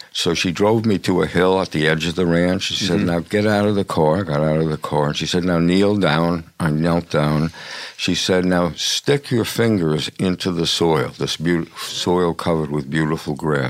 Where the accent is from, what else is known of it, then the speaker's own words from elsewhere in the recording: New York City, New York, United States; I grew up in New York City.